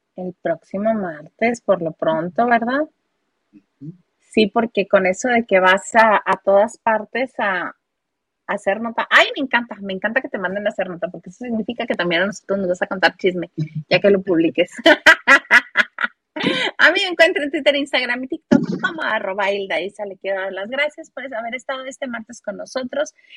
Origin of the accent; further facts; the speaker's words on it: Baja California, Mexico; moved away; also born or lived in Mexico City; yo soy de Baja California y pues cruzaba hasta por la leche